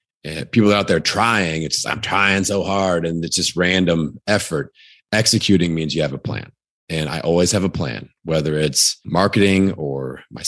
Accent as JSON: {"language": "English", "region": "Indiana", "country": "United States", "accent": "Indiana", "said": "So again, Indiana, that's my Indiana accent."}